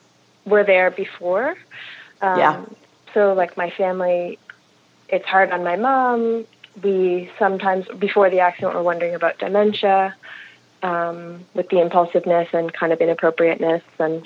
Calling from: Montreal, Quebec, Canada; I'm calling from Montreal, Canada.

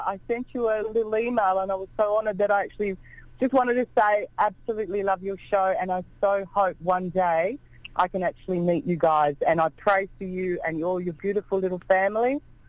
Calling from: Australia; I'm calling from Australia.

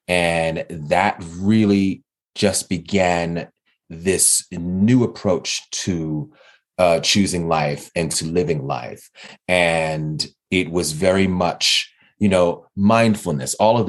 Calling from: Denver, Colorado, United States; I am calling in from Denver, Colorado

